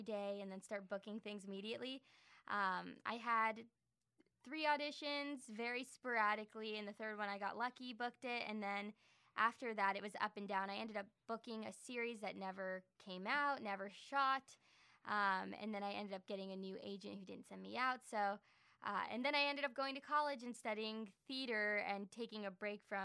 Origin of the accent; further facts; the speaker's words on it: Los Angeles, California, United States; I'm from Los Angeles